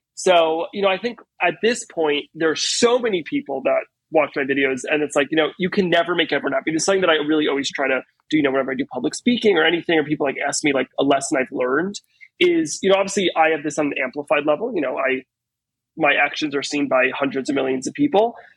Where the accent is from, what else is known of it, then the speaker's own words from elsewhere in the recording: Teaneck, New Jersey, United States; now in New York City, United States; I was born and raised in Teaneck, New Jersey, um, which is actually very close to Manhattan